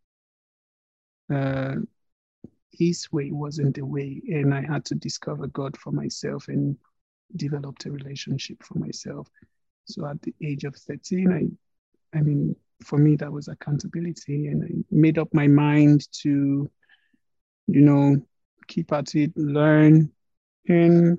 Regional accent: Nigeria; now in Prague, Czech Republic; I'm a Nigerian. I was born somewhere in Nigeria

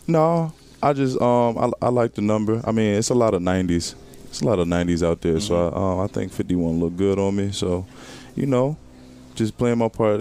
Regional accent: Philadelphia, Pennsylvania, United States; moved away as an adult; my hometown

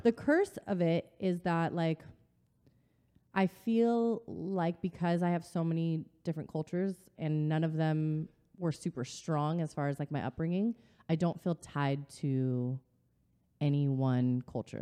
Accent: Riverside, California, United States; I'm from Southern California. I grew up in Riverside, California.

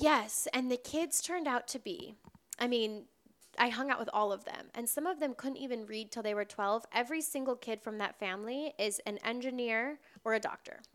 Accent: Wisconsin, United States; also born or lived in Door County, Wisconsin; now in Los Angeles, United States; I grew up in Wisconsin.

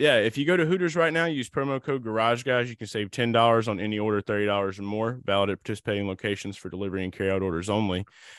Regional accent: New Orleans, Louisiana, United States; I'm from New Orleans.

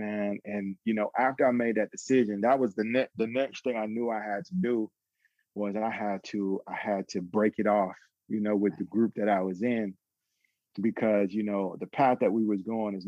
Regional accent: Atlanta, Georgia, United States; I grew up in Atlanta

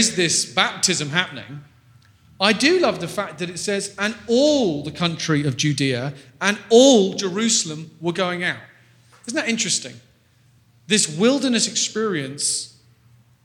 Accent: England, United Kingdom; I'm from England. We're quite a straight bunch

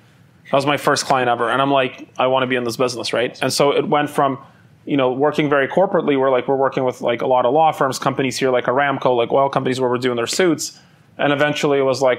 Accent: Vancouver, British Columbia, Canada; also born or lived in Ukraine / Soviet Union / Calgary, Canada; We came to Canada. So I grew up in Canada, and I lived most of my life in Vancouver. And then when I started the business, I moved to Calgary.

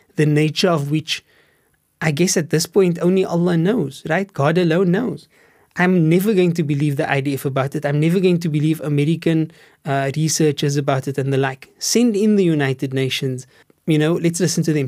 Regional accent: Cape Town, Western Cape, South Africa; I grew up in Steenburg

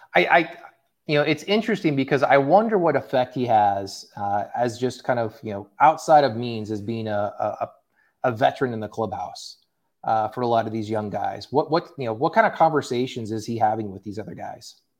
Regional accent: Tulsa, Oklahoma, United States; moved away; I grew up in Tulsa, Oklahoma

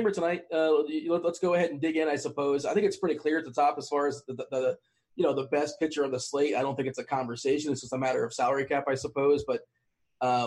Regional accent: South Florida, United States; in Florida, I grew up in South Florida

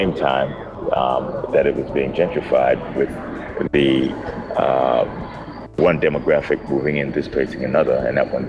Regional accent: New York City, New York, United States; also born or lived in Roosevelt, Long Island / Brooklyn; Native New Yorker.

